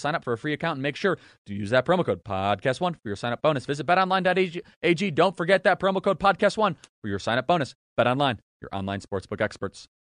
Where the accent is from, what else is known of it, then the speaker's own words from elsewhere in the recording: Chicago, Illinois, United States; I grew up just in Chicago, in the suburbs of Chicago.